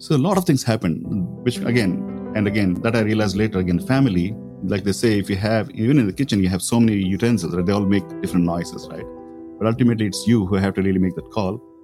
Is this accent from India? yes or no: yes; India; Growing up in India